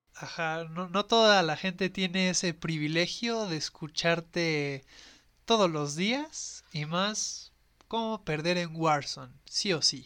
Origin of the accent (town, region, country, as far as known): Mexico City, Mexico